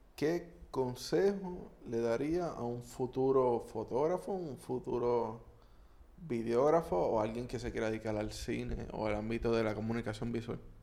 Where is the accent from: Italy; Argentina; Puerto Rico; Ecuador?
Puerto Rico; como puertorriqueños